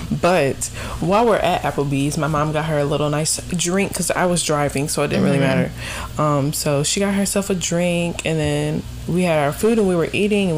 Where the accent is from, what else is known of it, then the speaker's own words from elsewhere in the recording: South Carolina, United States; we're from South Carolina.